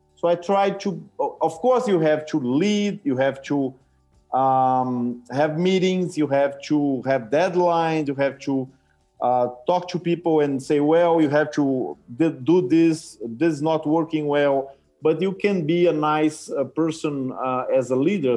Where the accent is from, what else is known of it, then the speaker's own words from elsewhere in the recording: Brazil; moved away; I came from Brazil and I speak Portuguese